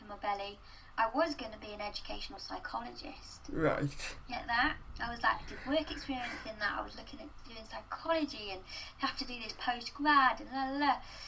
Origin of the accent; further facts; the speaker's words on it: Gloucestershire, South West England, United Kingdom; I wasn't able to go to like youth theatre or young company growing up in Gloucestershire